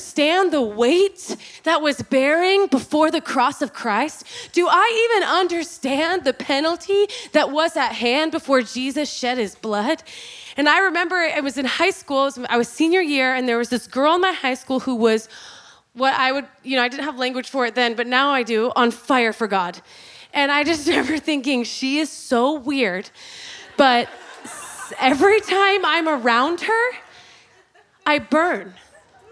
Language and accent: English; Oklahoma, United States; I was born and raised in Oklahoma, Bible Belt.